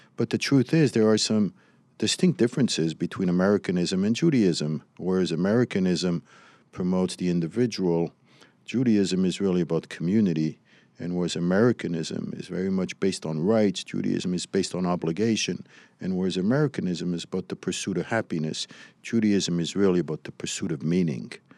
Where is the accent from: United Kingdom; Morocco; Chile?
Morocco; now in United States; I was raised in Morocco